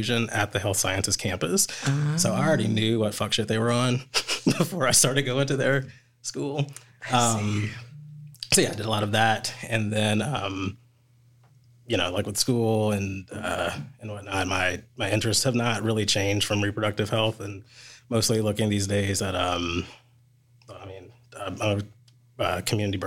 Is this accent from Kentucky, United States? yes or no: yes; Louisville, Kentucky, United States; moved away as an adult; also born or lived in North Carolina; now in Louisville, United States; I'm born and raised in Louisville